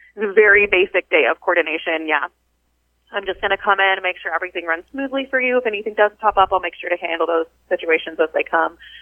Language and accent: English; Wichita, Kansas, United States; also born or lived in northern Illinois; I grew up here in Wichita, Kansas